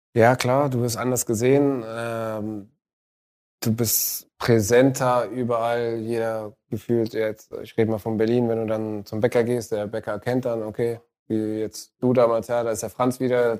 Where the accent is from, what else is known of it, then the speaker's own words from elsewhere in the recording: Tunisia; moved away; in meinem Heimatland in Tunesien